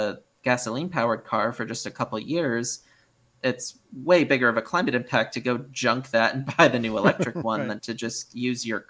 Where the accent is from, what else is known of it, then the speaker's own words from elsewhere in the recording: Connecticut, United States; moved away as an adult; also born or lived in Boston; now in California, United States; I grew up in Connecticut